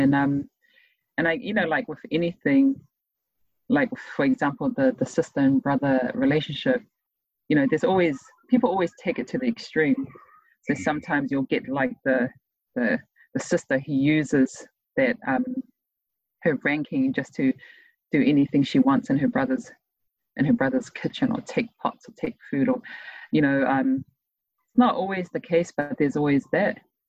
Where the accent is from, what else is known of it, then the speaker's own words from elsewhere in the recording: Tonga; now in New Zealand; As a teenager, I always saw myself as a Tongan, just mm-hmm. a Tongan. I didn't have New Zealand citizenship. So I was just a Tongan living in New Zealand.